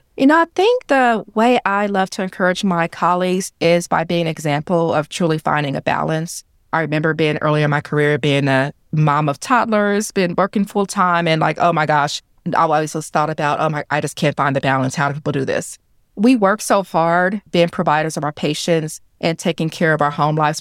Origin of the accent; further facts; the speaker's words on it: Kansas City, Missouri, United States; I'm right here from Kansas City. I graduated from Ruskin High School